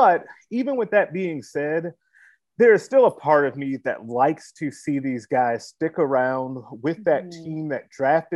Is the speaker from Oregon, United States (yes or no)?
no; Chicago, Illinois, United States; moved away; I'm originally from Chicago.